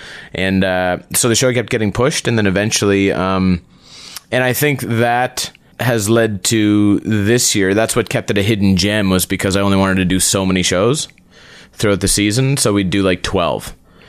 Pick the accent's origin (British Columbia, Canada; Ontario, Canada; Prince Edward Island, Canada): Prince Edward Island, Canada; also born or lived in Calgary / Montreal; No, I'm from Prince Edward Island.